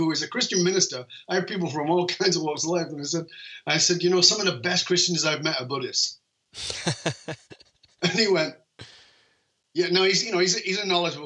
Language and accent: English; United Kingdom; I'm British.